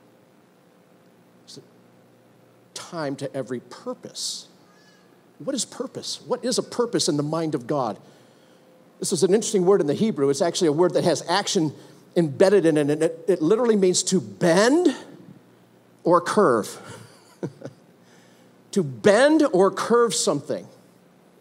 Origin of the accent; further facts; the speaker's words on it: United States; I'm an American